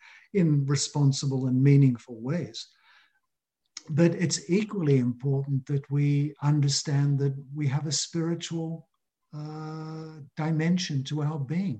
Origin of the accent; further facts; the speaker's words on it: Australia; That's what I experienced 40 years ago growing up in Australia.